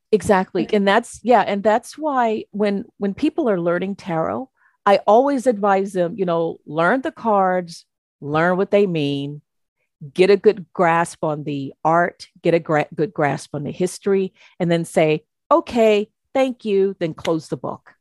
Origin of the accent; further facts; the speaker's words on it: United States; I'm an American